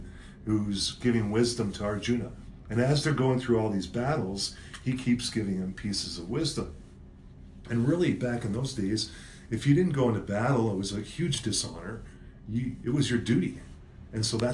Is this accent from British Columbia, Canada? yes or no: yes; Vancouver, British Columbia, Canada; moved away as an adult; now in Calgary, Canada; I'm from Vancouver